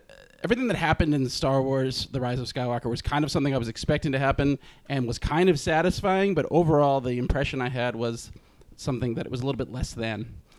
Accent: United States; I'm American.

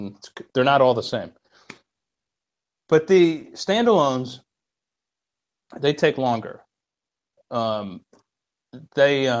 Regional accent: Albany, New York, United States; also born or lived in Florence, Italy; Albany, New York, really, because it's the capital where I come from

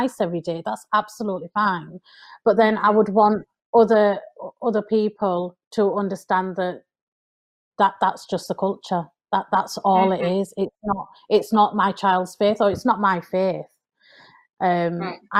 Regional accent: United Kingdom; I'm British

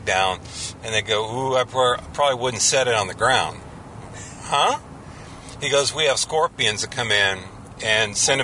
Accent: San Bernardino, California, United States; now in Orange County, United States; growing up in San Bernardino, it was hot

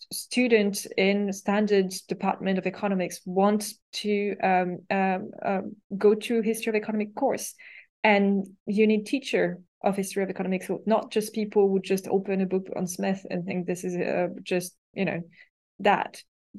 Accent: Paris, Île-de-France, France; English is a second language; because I was raised in academia in Paris, where the only hierarchical rule was like, you have a PhD, you don't have a PhD.

